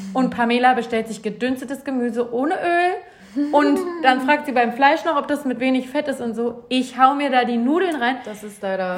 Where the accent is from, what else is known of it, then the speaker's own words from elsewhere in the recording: Bielefeld, North Rhine-Westphalia, Germany; now in Cologne, Germany; in Bielefeld aus meiner Heimatstadt